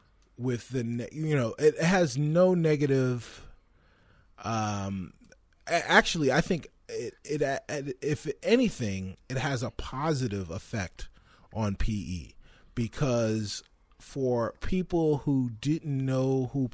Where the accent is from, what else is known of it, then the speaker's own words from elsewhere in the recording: Roosevelt, New York, United States; My hometown, my dudes, literally my homeboys from Roosevelt, Long Island